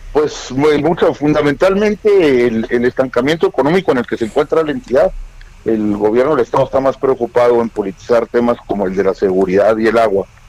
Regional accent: Chihuahua, Mexico; Soy chihuahuense

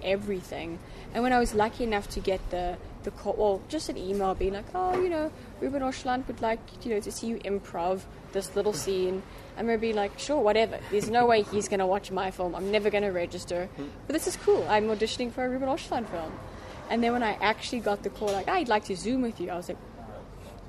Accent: South Africa; moved away; also born or lived in United States; growing up in South Africa

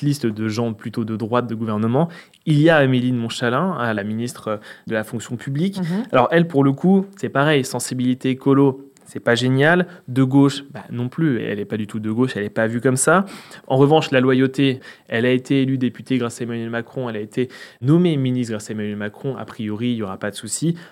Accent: Sarthe, Pays de la Loire, France; je suis de la Sarthe, moi je suis très attaché aux gens qui viennent de chez moi

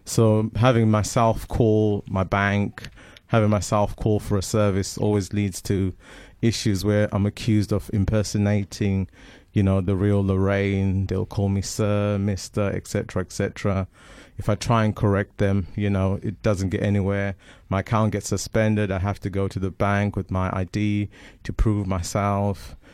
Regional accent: Zimbabwe; first language Shona; English is a second language; now in England; I'm from Zimbabwe

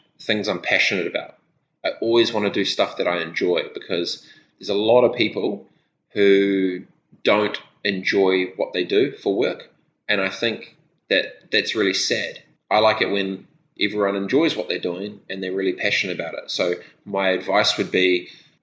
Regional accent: Christchurch, Canterbury, New Zealand; born or raised there; also born or lived in Dargaville, New Zealand / Fiji

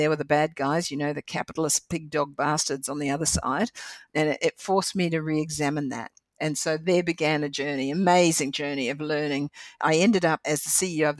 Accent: New Zealand; I'm a Kiwi girl

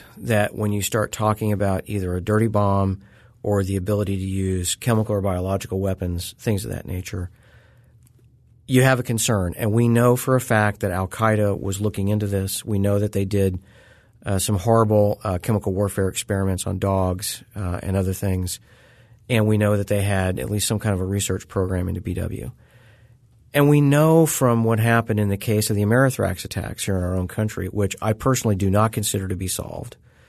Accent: Missouri, United States; my area of the country, I grew up in Southwest Missouri.

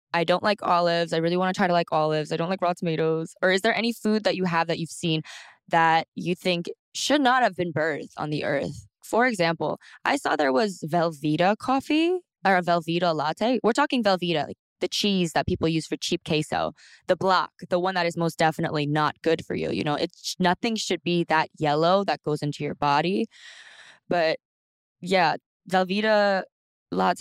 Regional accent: Texas, United States; I'm from Texas

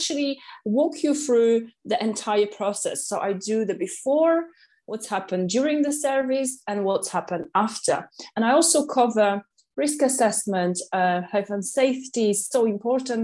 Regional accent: Katowice, Silesian Voivodeship, Poland; English is a second language; moved away as an adult; now in London, United Kingdom; in 2006, I arrived to London from Poland, from city Katowice, and I got a job

